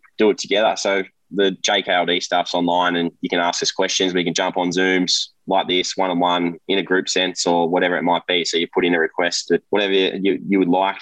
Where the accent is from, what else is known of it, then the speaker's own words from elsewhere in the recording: Gippsland, Victoria, Australia; also born or lived in Sydney, New South Wales, Australia; back here in Gippsland because we moved from Sydney to Gippsland when Dad retired 2002